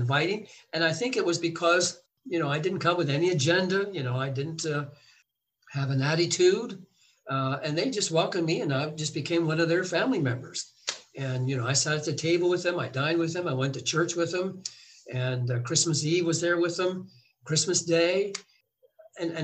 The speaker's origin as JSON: {"language": "English", "country": "United States", "said": "we're from the United States"}